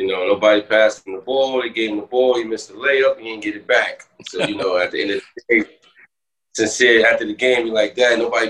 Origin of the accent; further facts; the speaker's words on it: New York City, New York, United States; where I'm from, born and raised in Brooklyn, New York